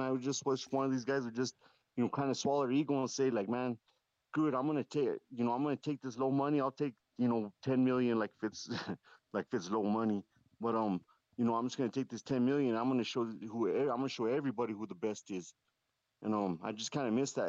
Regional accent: Southern New Mexico, United States; moved away as an adult; also born or lived in Puerto Rico / California; now in Santa Fe, United States; I live in Santa Fe right now, but I'm actually from Southern New Mexico

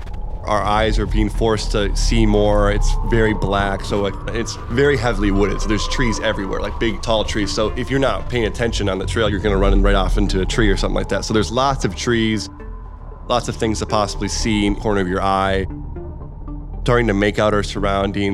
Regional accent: outside Cleveland, Northeast Ohio, United States; born and raised in Northeast Ohio, right outside of Cleveland

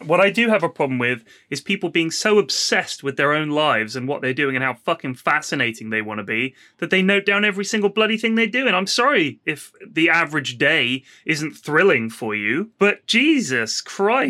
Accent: Bournemouth, South West England, United Kingdom; born or raised there

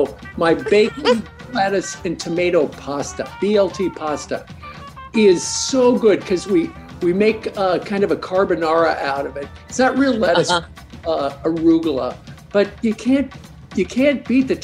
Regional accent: Kansas, United States; I grew up in Kansas.

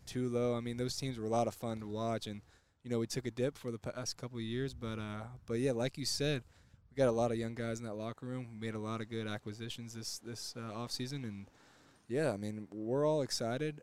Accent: Houston, Texas, United States; I grew up in Houston.

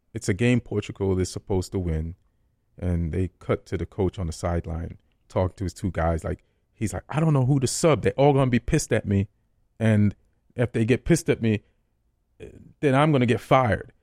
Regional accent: Saint Catherine, Jamaica; also born or lived in Spanish Town, Jamaica / Old Harbour, Jamaica / New York, United States; now in Los Angeles, United States; I grew up a lot in Saint Catherine

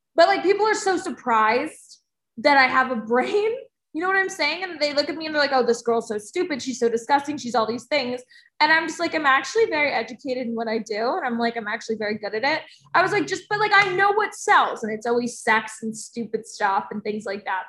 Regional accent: New Jersey, United States; I'm from New Jersey

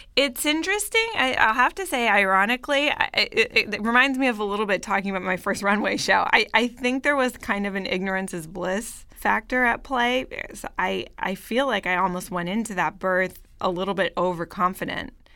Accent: Bay Area, Northern California, United States; moved away as an adult; also born or lived in Paris / New York; now in Los Angeles, United States; I grew up in Northern California, in the Bay Area

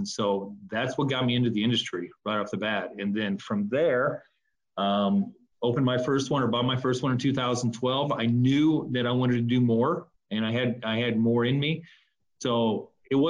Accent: Nebraska, United States; moved away as an adult; also born or lived in upper Midwest; graduating from college back in Nebraska, I'm from Nebraska

